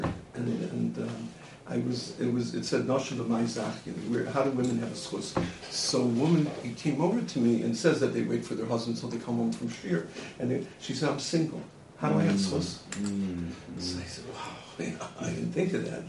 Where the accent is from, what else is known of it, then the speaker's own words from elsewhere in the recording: Milwaukee, Wisconsin, United States; moved away as an adult; also born or lived in Chicago / Israel / Lakewood / New York; I grew up in Milwaukee, Wisconsin